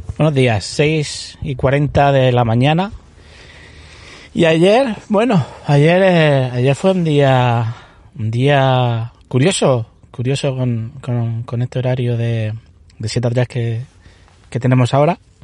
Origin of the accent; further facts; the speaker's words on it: Alhama de Murcia, Region of Murcia, Spain; now in Molina de Segura, Spain; soy de Alama